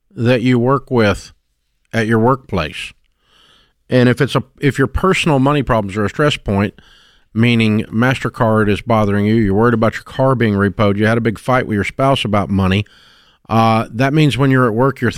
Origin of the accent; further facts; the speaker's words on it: Nashville, Tennessee, United States; I grew up in Nashville